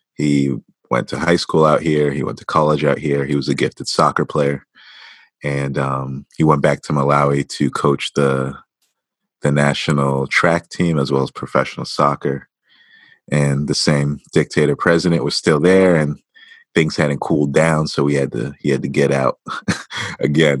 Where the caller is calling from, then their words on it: Western Massachusetts, United States; I'm calling from Western Massachusetts and the Northeast region of the United States.